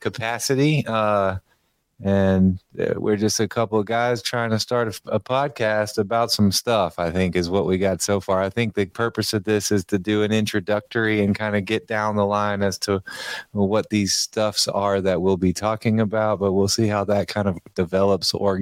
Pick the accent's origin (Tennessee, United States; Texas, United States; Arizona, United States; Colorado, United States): Tennessee, United States; Memphis; I'm from Memphis, Tennessee. I've been here for most of my life